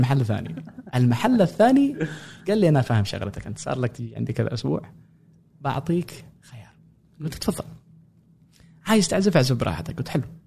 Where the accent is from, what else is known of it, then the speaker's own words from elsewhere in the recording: Sanaa, Amanat Al Asimah, Yemen; moved away as an adult; also born or lived in Cairo, Egypt; now in United States; مواليد اليمن غادرت اليمن 2011